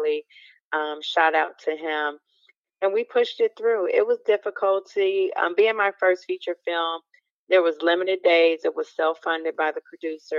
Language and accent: English; Chicago, Illinois, United States; moved away as an adult; also born or lived in Milwaukee / Atlanta; now in California, United States; from Chicago. No, I'm not a native of California. I've been here for about a couple, like maybe 2 decades since I believe shortly after 9/11. But I'm a Midwest girl by heart. I'm Chicago by way of Milwaukee and live some in Atlanta.